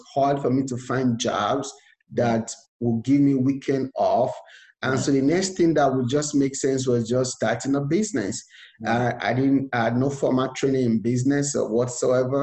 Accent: Nigeria; moved away as an adult; now in United States; I was born and raised in Nigeria, and I came to America with just $100 to my name

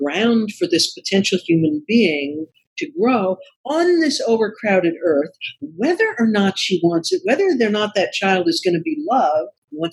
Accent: the South, United States; I'm from the South and I love the South

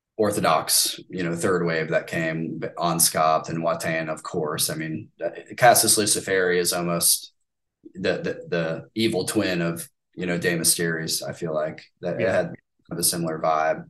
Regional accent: United States; as an American

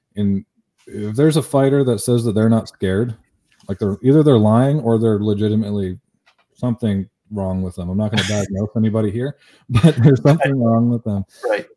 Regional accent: Canada; I'm from Canada

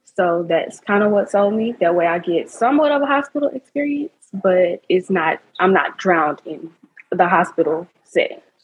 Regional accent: Memphis, Tennessee, United States; I'm also from Memphis, Tennessee

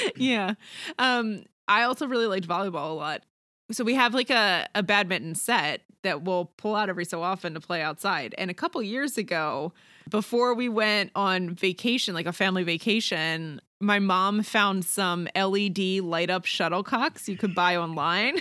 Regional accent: Maryland, United States; I grew up in Maryland where lacrosse is really big

